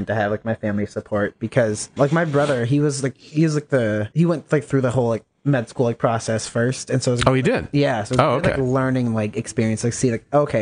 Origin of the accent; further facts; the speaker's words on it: Pennsylvania, United States; moved away; we're from Pennsylvania